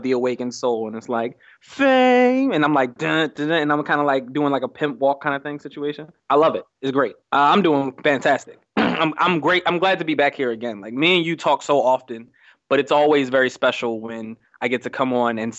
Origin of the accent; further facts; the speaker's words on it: Mexico; moved away; I grew up in Mexico, so I grew up differently than other people.